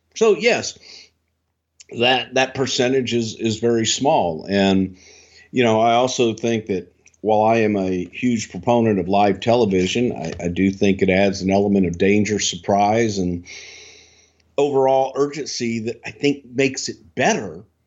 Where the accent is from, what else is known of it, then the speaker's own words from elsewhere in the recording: Texas, United States; I'm from Texas